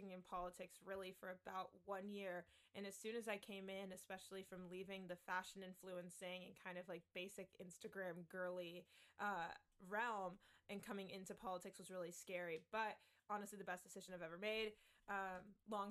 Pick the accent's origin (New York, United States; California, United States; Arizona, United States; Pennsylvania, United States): California, United States; I grew up in California